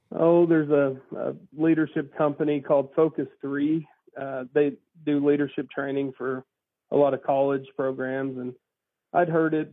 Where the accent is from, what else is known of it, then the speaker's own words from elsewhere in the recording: McAlester, Oklahoma, United States; I'm from McAllister, okay. Southeastern Oklahoma.